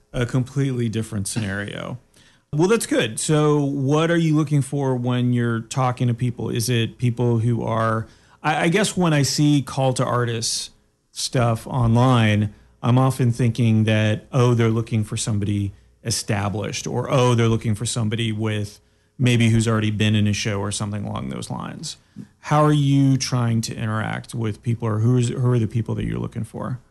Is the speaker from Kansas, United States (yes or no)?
no; Daytona Beach, Florida, United States; moved away; I grew up in Daytona Beach